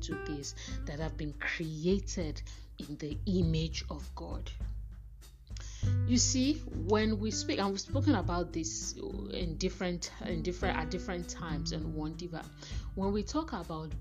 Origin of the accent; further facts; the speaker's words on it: Nigeria; as women, as African women, as Nigerian women